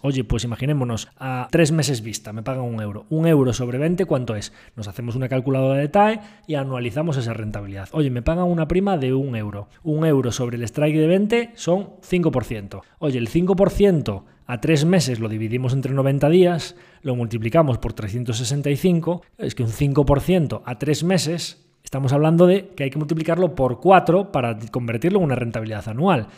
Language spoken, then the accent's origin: Spanish; Galicia, Spain; como buen gallego